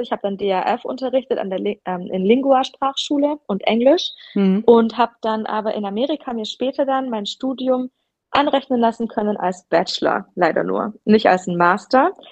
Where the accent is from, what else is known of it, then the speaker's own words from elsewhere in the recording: Ulm area, Baden-Württemberg, Germany; moved away as an adult; also born or lived in Tübingen / El Paso; now in United States; ich komme vom Land, aus der Ulmer Gegend